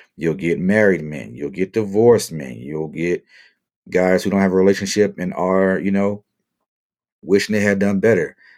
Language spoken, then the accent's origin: English; Marrero, Louisiana, United States; moved away as an adult; also born or lived in Asia / Europe / Midwest / Southeast; now in Las Vegas, United States; Born and raised in the West Bank of New Orleans. Shout out to my people in Marrero, my Louisiana family.